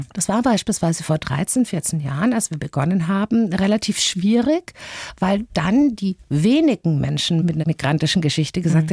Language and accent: German; Bavaria, Germany; als Bayer